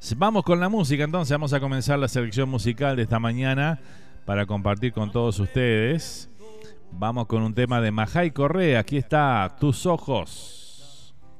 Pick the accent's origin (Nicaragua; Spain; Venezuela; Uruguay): Uruguay; now in Miami, United States; Ya somos así los uruguayos